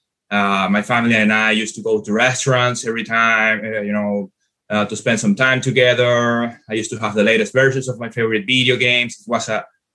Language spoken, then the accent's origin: English; Venezuela; moved away as an adult; now in United States; I grew up, of course, in Venezuela. I came from Venezuela. And pretty much in the year 2018, that's the year that I decided to come to America